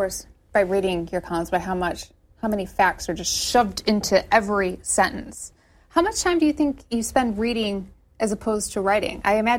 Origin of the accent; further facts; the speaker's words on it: Michigan, United States; As a Michigander